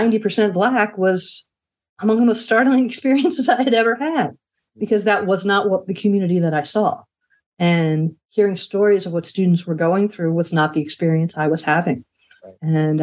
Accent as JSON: {"language": "English", "region": "Midwest", "country": "United States", "said": "But I'm a Midwesterner."}